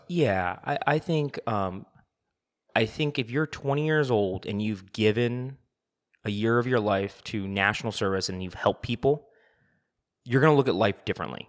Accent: United States; I'm looking at it as an American

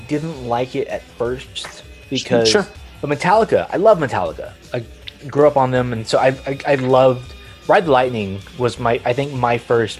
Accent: San Antonio, Texas, United States; from my hometown of lovely San Antonio, Texas

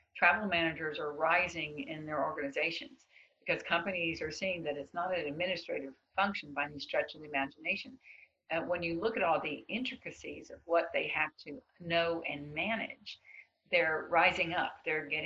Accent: the South, Southern United States, United States; I'm a Southerner

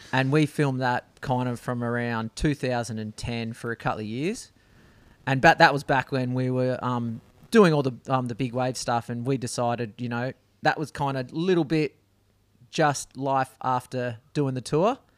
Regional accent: Perth, Western Australia, Australia; I grew up in a suburb called Greenwood.

